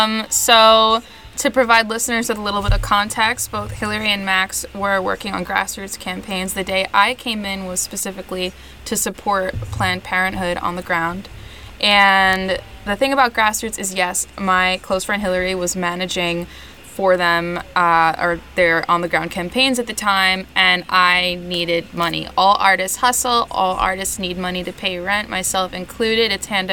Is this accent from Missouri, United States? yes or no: no; New York City, New York, United States; Happy to be in my city.